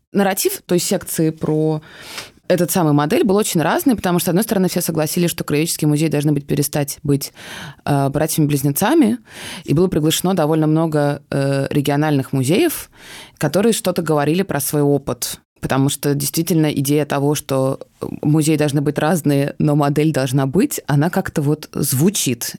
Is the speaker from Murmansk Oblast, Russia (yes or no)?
no; Moscow, Russia; я э, родилась в Москве, и у меня вообще очень сложно с пространственной идентичностью